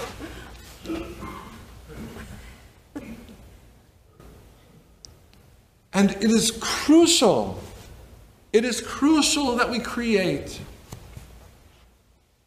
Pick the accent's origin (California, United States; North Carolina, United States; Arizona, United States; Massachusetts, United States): California, United States; Berkeley; I grew up in Berkeley